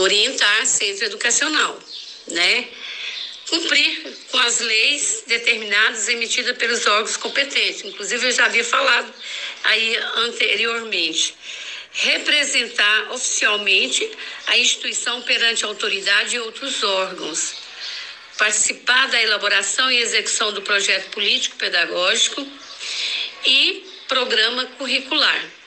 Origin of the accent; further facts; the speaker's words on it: Goiânia, Goiás, Brazil; nasci aqui em Goiânia, na vila, ali na Fama. Estudei também aqui em Goiânia, tanto o ensino fundamental como o ensino médio